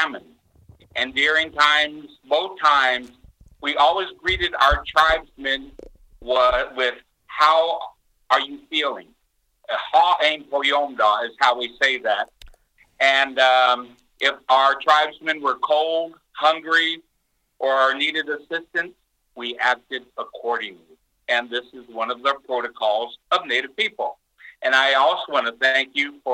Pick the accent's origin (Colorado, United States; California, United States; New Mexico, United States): New Mexico, United States; Albuquerque; I grew up in Albuquerque, New Mexico, which is in the deserts of the Southwest.